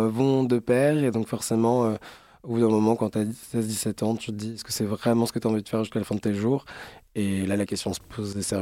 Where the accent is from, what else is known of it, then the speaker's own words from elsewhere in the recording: Strasbourg, Grand Est, France; now in Paris, France; je suis alsacien.